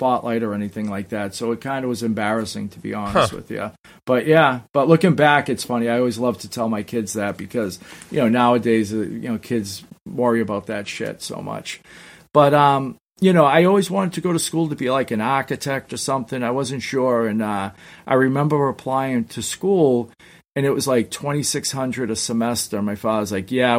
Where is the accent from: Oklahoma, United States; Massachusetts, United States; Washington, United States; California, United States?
Massachusetts, United States; Somerville; I was actually from Somerville, which is next to Malden. But no, it's funny. I grew up right outside of Boston